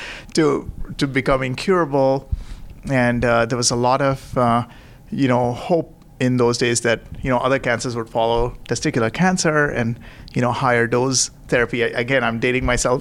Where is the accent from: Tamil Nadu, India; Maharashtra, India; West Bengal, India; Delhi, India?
Maharashtra, India; Nagpur; moved away as an adult; also born or lived in Indianapolis, United States / New York City, United States / Tampa, United States; now in San Francisco, United States; I am originally from Nagpur, uh, you know, which is up in the center of India.